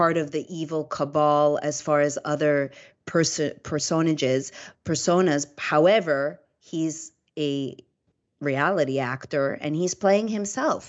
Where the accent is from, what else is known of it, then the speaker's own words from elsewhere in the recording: Canada; now in Florida, United States; I come from Canada